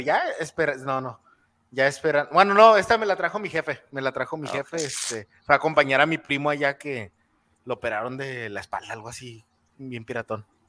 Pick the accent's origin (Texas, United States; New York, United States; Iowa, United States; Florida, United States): Texas, United States; El Paso; yo crecí en el Lower Valley